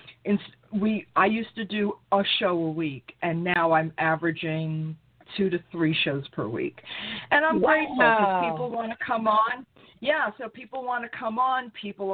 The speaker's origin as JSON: {"language": "English", "town": "New York City", "region": "New York", "country": "United States", "tie": "born or raised there", "also_born_or_lived": "Brooklyn / Long Island", "said": "I was born in Brooklyn. I was raised in Queens."}